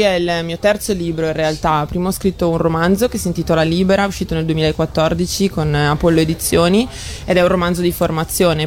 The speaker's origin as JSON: {"language": "Italian", "town": "Brescia", "region": "Lombardy", "country": "Italy", "said": "io sono di Brescia"}